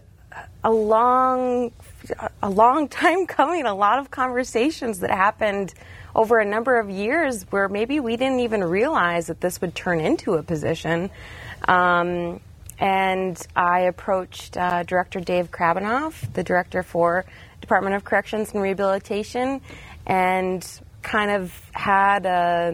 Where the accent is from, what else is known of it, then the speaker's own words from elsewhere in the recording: Bottineau, North Dakota, United States; I'm a North Dakota girl, born and bred. I'm originally from Botno in the Turtle Mountains area. I grew up there, did K through 12 at Botno